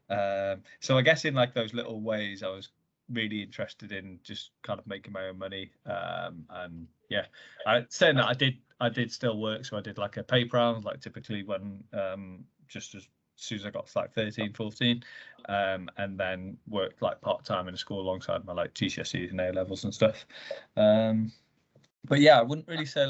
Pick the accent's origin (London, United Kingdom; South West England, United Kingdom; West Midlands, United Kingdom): South West England, United Kingdom; Bath; I'm an entrepreneur from Bath.